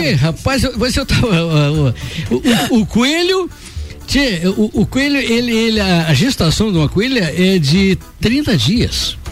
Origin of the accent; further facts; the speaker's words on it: Santo Ângelo, Rio Grande do Sul, Brazil; moved away; minha terra, Santo Ângelo